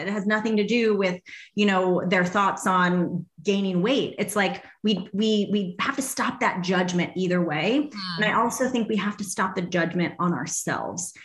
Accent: Arizona, United States; I grew up here in Arizona

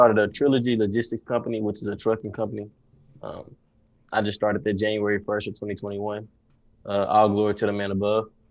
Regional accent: Dallas, Texas, United States; I'm from Dallas, Texas

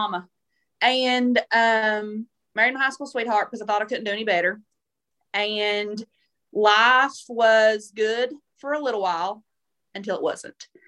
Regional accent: southeastern Kentucky, United States; I'm from the South

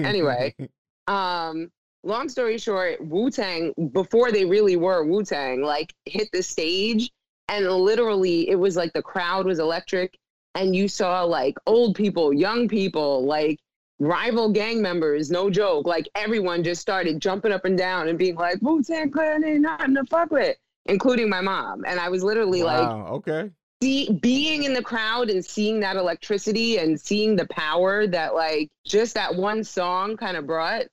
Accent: New York City, New York, United States; I'm from Staten Island

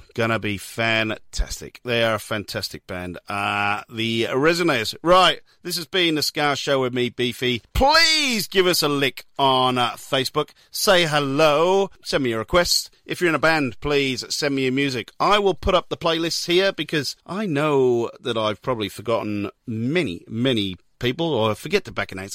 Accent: Newport, Wales, United Kingdom; now in Melbourne, Australia; I am from Newport

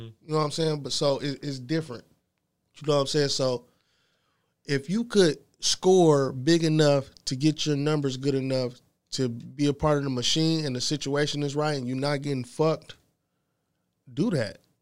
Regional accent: Ypsilanti, Michigan, United States; I'm from Ypsilanti. Small city.

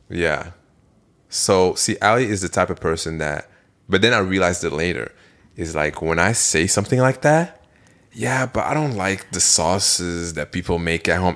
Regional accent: Belgium; moved away; I'm from Belgium.

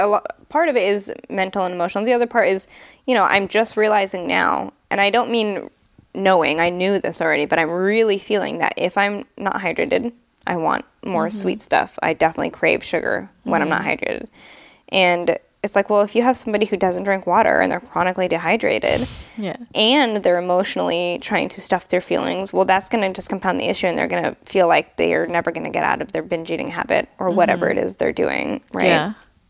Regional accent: San Jose, California, United States; also born or lived in New Hampshire / England; I was born in San Jose, California, but I believe when I was 10, I moved to New Hampshire for a year. Then my mom liked to just move everywhere. I lived in England for 4 or 5 years for high school. I lived all around the Bay Area.

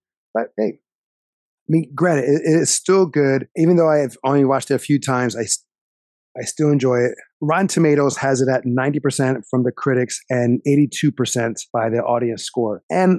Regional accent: New Jersey, United States; we're from South Jersey. Philadelphia is 30 minutes away.

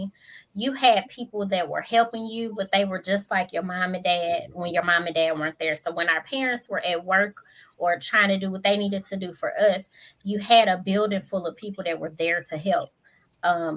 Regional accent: St. Louis, Missouri, United States

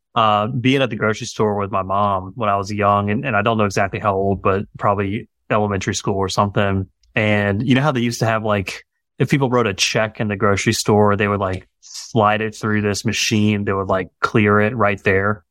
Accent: Greenville, South Carolina, United States; moved away as an adult; also born or lived in Augusta, Georgia; moved back to this area where we are now, which is my hometown in Greenville, South Carolina

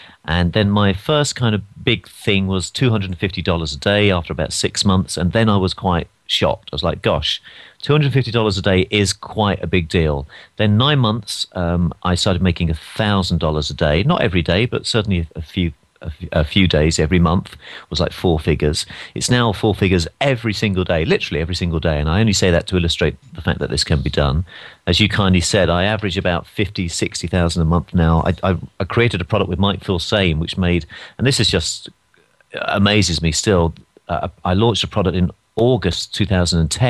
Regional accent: London, United Kingdom; moved away as an adult; now in United States; I'm from London

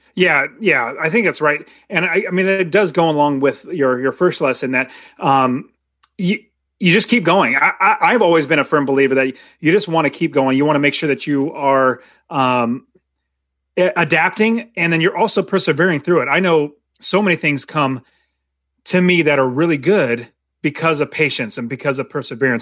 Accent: United States; being American

